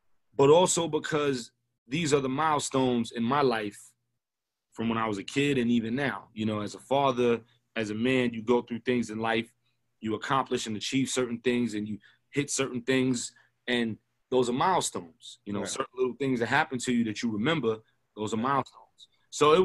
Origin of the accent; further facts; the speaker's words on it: New York City, New York, United States; I was born in Kings County, which if you know Brooklyn, is one of the worst hospitals, if not the worst hospital in Brooklyn